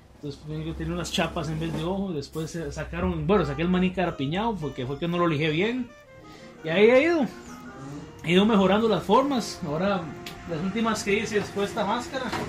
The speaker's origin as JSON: {"language": "Spanish", "town": "Desamparados", "region": "San José", "country": "Costa Rica", "said": "soy mascarero de San Juan de Dios Desamparado. Mi abuelo fue el que me compró la primera máscara, yo tenía 9 años"}